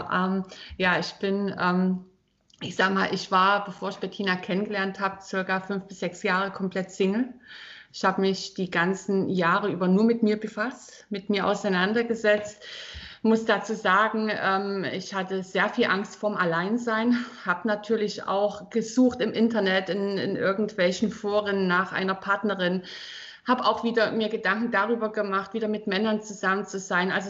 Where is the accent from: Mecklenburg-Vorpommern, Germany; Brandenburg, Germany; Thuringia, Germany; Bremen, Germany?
Thuringia, Germany; born there; also born or lived in Northern Germany / Ruhr; now in Südpfalz, Germany; Ich bin ursprünglich in Thüringen geboren, also das heißt, ich bin ein altes DDR-Mädel.